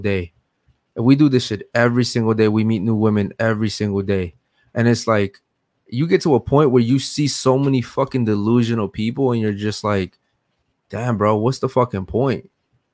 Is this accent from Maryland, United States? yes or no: yes; Baltimore, Maryland, United States; moved away as an adult; now in Miami, United States; We just moved to Miami. I'm from Baltimore, Maryland